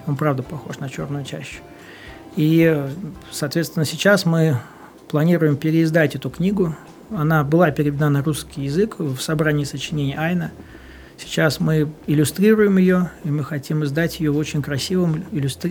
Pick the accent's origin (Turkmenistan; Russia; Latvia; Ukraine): Russia; Vyborg, Leningrad Oblast; now in Saint Petersburg, Russia; я вырос в Выборге, все наше детство у нас был дом э, в Высоцке